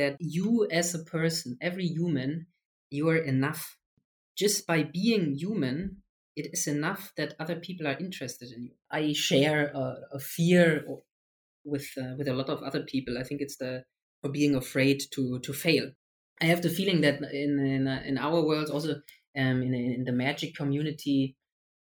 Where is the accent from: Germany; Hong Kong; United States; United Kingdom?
Germany; I'm from Germany.